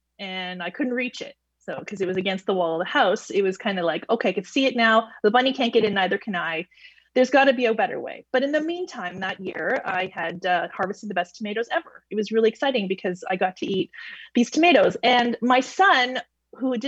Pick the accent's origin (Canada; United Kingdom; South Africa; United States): Canada; Toronto, Ontario; moved away as an adult; I come from Toronto